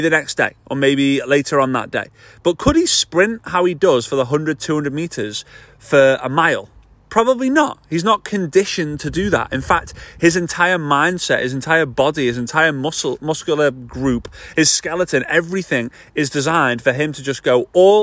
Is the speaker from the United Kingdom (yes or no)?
yes; Formby, North West England, United Kingdom; moved away; here in Formby, which is just north of Liverpool in the northwest of the UK. It's my hometown. This is where I grew up